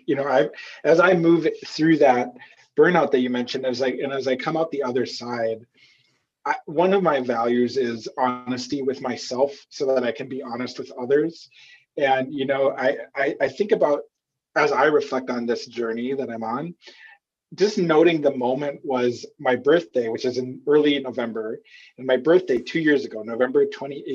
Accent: Minnesota, United States; I'm from Minnesota and I grew up on a farm

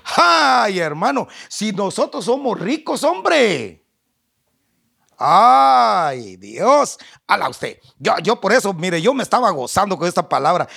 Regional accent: Guatemala; accent: chapín; yo como soy chapín, Hablo como chapín

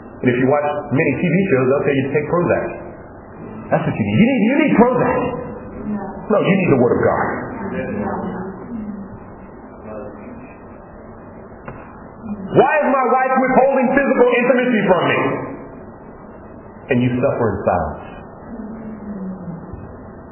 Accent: Los Angeles, California, United States; I'm from Los Angeles, California. Well, originally I'm from Africa, but that's 400 years ago.

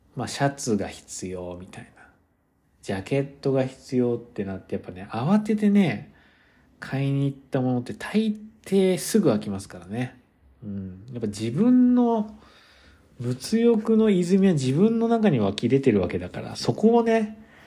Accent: Kyoto, Japan; now in United States; 僕結構出身が京都だから

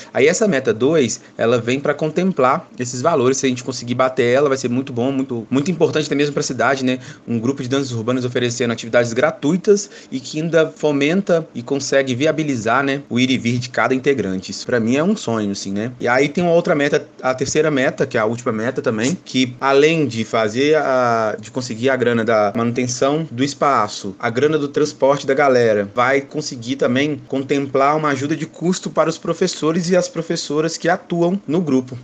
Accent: Belo Horizonte, Minas Gerais, Brazil; sou daqui da cidade de Belo Horizonte

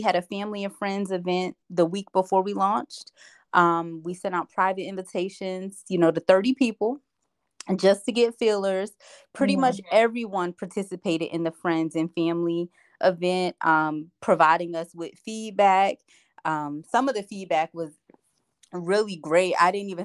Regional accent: Asbury Park, New Jersey, United States; I grew up in Asbury Park, New Jersey

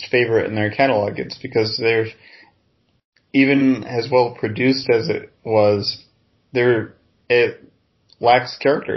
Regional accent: New York-Quebec border, United States; I grew up on the Canadian border, New York-Quebec border

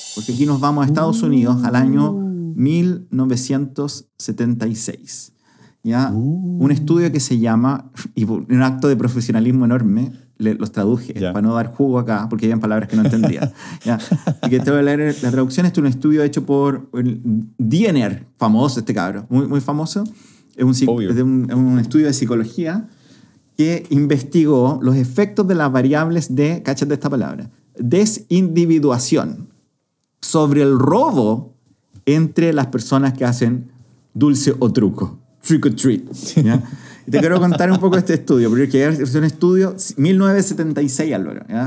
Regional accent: Curicó, Maule, Chile; al menos como chilenos, al menos como curicanos

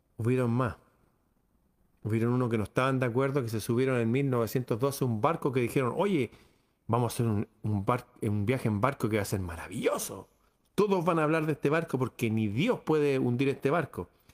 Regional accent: Chile

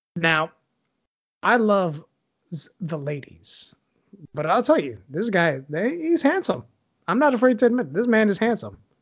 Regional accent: Puerto Rico; growing up in Puerto Rico, we didn't really have internet where we lived.

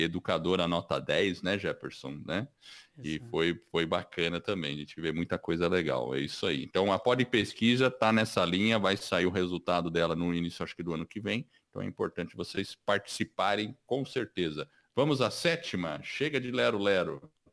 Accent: Brazil; also born or lived in United States; eu sou americano e sou brasileiro ao mesmo tempo. Eu tenho dupla cidadania

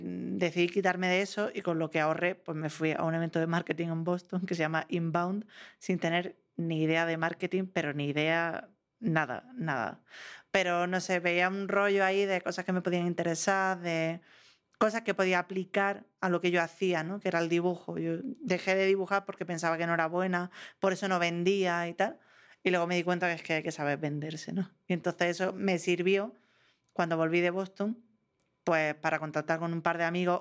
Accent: Granada, Andalusia, Spain; also born or lived in Madrid; Me había ido a Madrid, volví a mi tierra, que era Granada.

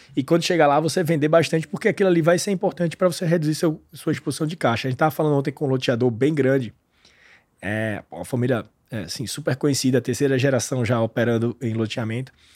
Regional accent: Pernambuco, Brazil; eu sou de Pernambuco

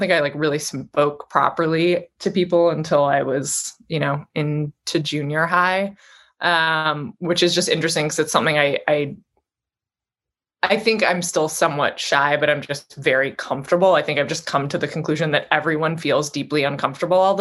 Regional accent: Vancouver, British Columbia, Canada; now in New York, United States; I'm originally from Vancouver, Canada.

